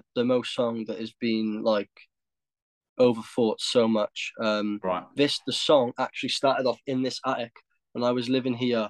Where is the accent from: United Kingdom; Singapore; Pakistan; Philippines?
United Kingdom; Cardiff, Wales; we're from Cardiff